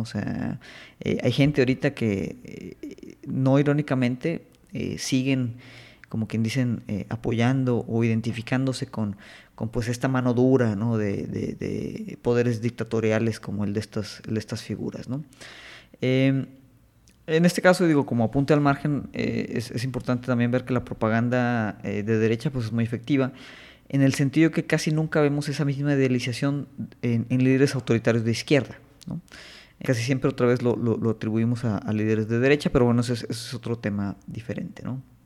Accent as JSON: {"language": "Spanish", "country": "Mexico"}